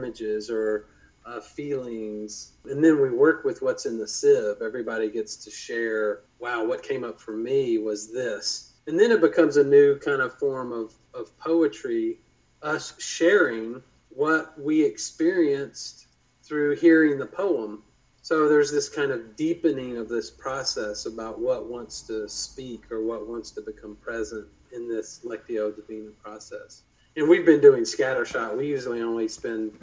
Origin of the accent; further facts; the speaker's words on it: Louisville, Kentucky, United States; I was raised here in Louisville and went to Wagner High School